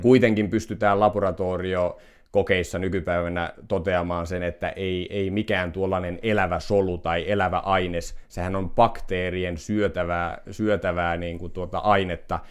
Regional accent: Finland; synnyin täällä Kyrössä

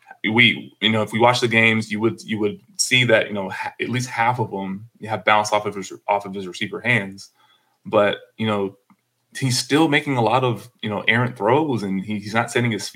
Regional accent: Dallas, Texas, United States; we're both from Dallas

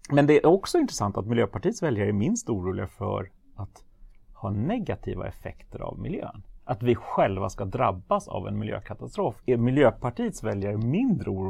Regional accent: Sweden; Jag var enda svensk tror jag

